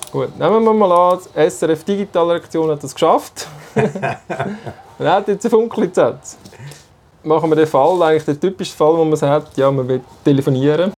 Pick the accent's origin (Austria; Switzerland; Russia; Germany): Switzerland; Zurich; Ich bin äh, in Zürich aufgewachsen, in der Nähe vom Radiostudio, vom, Nähe vom Bucheckplatz